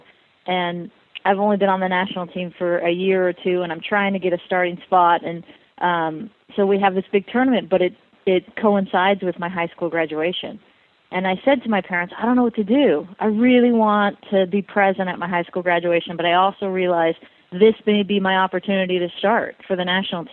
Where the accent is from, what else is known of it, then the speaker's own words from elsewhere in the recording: Southern California, United States; I grew up in Southern California